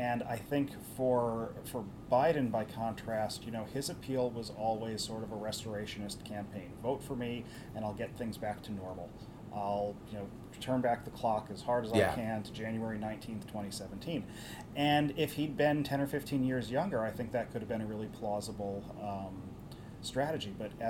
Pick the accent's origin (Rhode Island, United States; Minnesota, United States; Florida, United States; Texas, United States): Minnesota, United States; I'm from Minnesota. I understand Iowa, et cetera, et cetera.